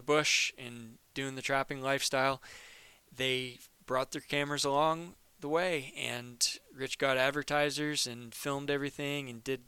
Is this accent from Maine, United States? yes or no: yes; Maine, United States; my home state of Maine and in my hometown